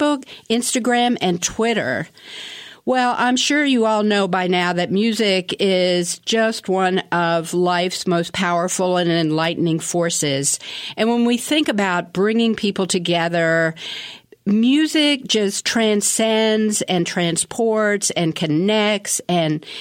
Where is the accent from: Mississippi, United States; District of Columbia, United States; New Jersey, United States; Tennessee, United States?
District of Columbia, United States; Washington; I'm from Washington, D.C., so I always consider myself a Washingtonian